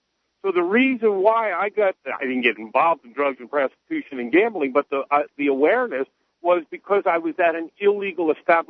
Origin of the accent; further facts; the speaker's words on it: New York City, New York, United States; now in Delaware, United States; I'm from New York City